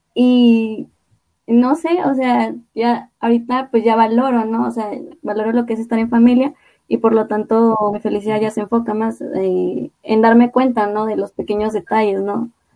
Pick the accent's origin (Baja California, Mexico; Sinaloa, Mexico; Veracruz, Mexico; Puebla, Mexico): Veracruz, Mexico; Xalapa; soy de Jalapa, de Veracruz